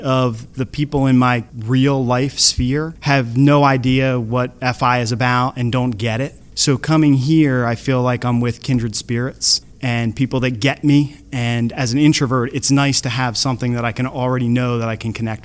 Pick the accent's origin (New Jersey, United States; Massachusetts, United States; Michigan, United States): New Jersey, United States; Surf City; I'm from Surf City, New Jersey